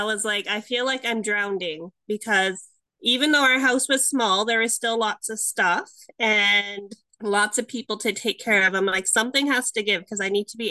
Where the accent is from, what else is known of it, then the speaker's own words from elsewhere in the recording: Canada; I'm from Canada